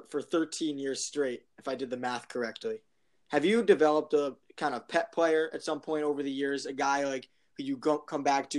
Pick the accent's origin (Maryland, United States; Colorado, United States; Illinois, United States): Maryland, United States; I'm actually from Maryland.